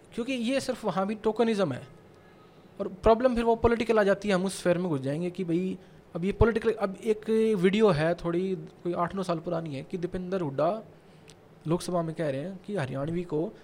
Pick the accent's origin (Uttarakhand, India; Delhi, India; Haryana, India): Haryana, India; Sonipat; मैं सोनीपत से हूँ